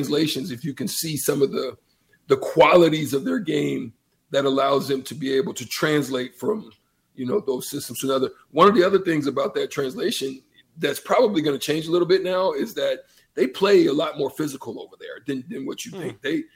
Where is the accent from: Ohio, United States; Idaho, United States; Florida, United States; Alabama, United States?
Alabama, United States; Opelika; moved away; also born or lived in Nebraska; I'm literally right from Opelika, like Auburn.